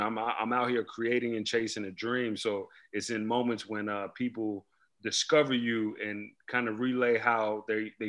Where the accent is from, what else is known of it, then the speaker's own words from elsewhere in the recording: New York City, New York, United States; moved away; also born or lived in Queens, New York / Prince George's County, Maryland; I was born in Queens, actually, raised in Brooklyn. Later moved to Maryland, the DMV area, PG County, where I went to high school.